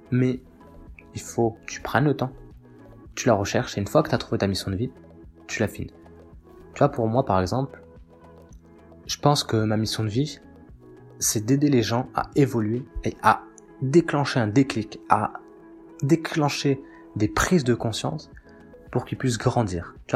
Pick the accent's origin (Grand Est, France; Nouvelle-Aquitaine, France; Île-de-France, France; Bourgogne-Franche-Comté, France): Nouvelle-Aquitaine, France; now in Bordeaux, France; Je viens, donc là je vis à, je vis à Bordeaux, mais j'ai grandi euh, dans le Lot-et-Garonne. Et euh, donc je suis un paysan.